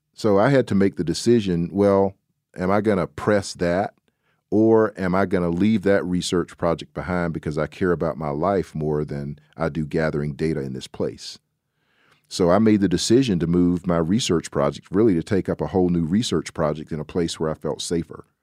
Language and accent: English; the South, United States; I'm a Southerner